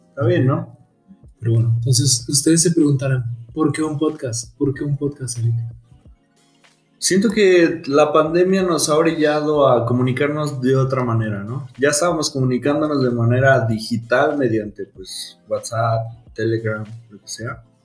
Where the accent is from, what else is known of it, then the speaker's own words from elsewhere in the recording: Mexico; que somos mexicanos. Somos mexas.